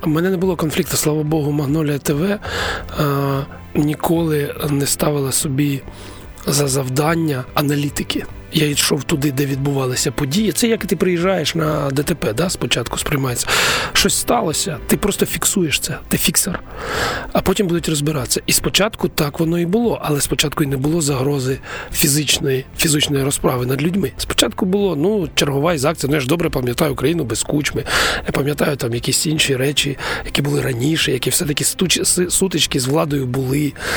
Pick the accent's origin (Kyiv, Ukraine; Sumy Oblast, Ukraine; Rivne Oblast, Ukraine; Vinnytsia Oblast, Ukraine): Sumy Oblast, Ukraine; Konotop; я сам народився в Конотопі в військовому містечку